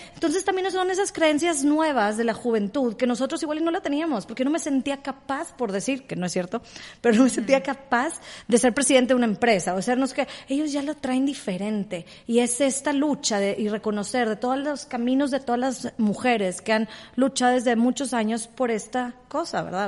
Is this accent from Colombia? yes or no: no; Mexico